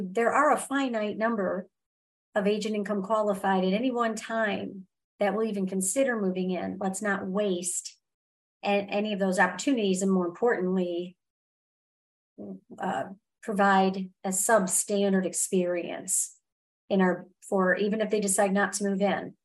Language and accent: English; Michigan, United States; I grew up in Michigan, and I grew up in the age where it's 60 degrees